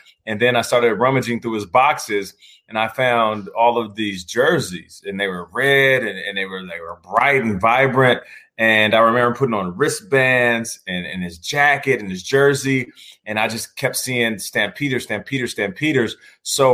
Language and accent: English; Seattle, Washington, United States; also born or lived in Calgary, Canada; Raised in Seattle. Seattle's the hometown